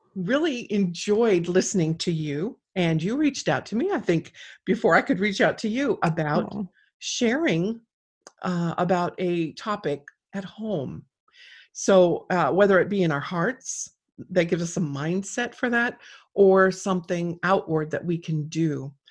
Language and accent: English; South Gate, California, United States; now in North Idaho, United States; I grew up down there